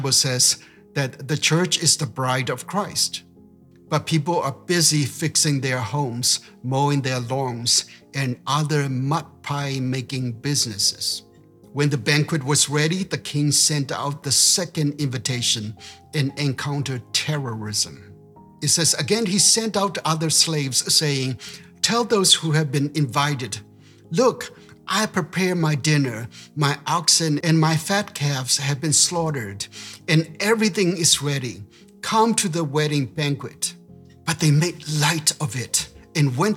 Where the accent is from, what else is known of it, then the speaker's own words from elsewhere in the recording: United States; I'm an American